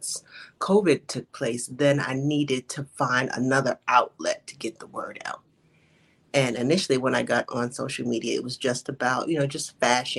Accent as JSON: {"language": "English", "town": "Chicago", "region": "Illinois", "country": "United States", "tie": "born or raised there", "moved": "as an adult", "lives_now": "Atlanta, United States", "said": "So I am originally from Chicago, but I currently live in Atlanta."}